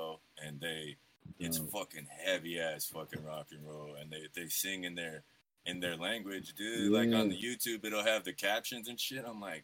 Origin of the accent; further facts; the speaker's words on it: Idaho, United States; I'm from Idaho